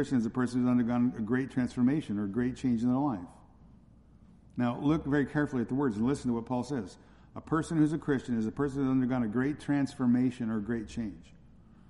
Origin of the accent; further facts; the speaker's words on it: California, United States; where I grew up in California